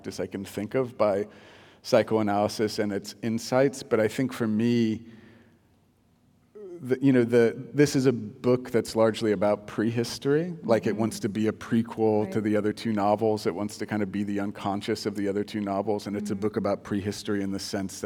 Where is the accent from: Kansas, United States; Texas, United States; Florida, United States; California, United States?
Kansas, United States; Topeka; growing up in Topeka